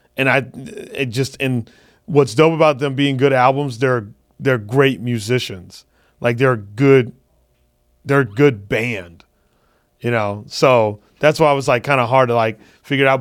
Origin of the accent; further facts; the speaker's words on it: Phoenix, Arizona, United States; moved away; I'm doing a one-nighter in Phoenix in the hometown